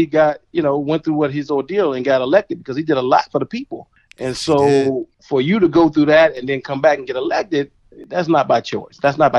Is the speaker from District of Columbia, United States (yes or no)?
yes; Washington, District of Columbia, United States; growing up in D.C., and I grew up in D.C.